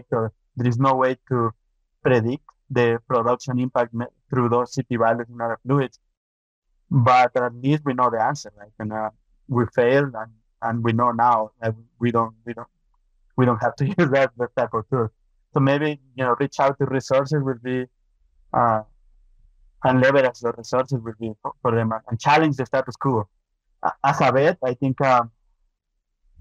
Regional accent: Ecuador; moved away as an adult; also born or lived in Minnesota, United States; now in Canada; I'm from Ecuador. I got my veterinary degree from Ecuador.

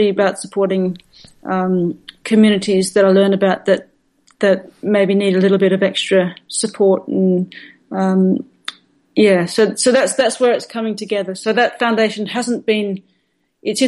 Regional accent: Perth, Western Australia, Australia; moved away; my home where I grew up in Perth at the University of Western Australia

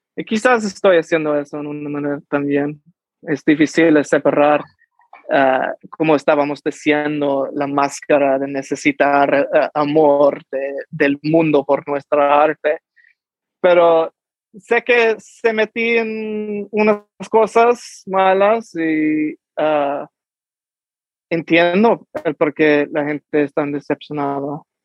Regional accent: United States; first language Spanish; tampoco soy mexicano porque nací aquí en los Estados Unidos

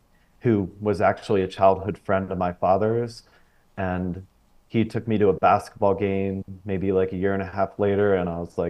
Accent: Pennsylvania, United States; moved away as an adult; also born or lived in Florida; I grew up in Pennsylvania, actually on a dairy farm, and lived there till I was 18

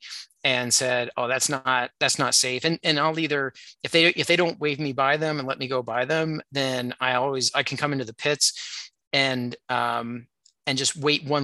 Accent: Indiana, United States; I grew up in Indiana

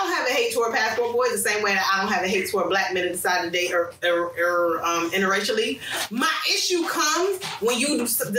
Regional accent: United States; as an American woman

